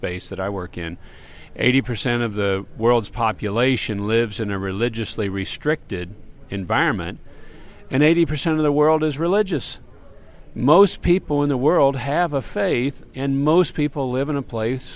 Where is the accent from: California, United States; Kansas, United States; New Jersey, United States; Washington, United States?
Kansas, United States; I'm American, raised in Kansas.